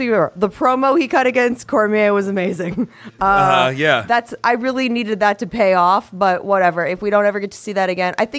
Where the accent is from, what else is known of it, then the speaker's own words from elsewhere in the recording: Florida, United States; moved away; also born or lived in New York; I'm from Florida.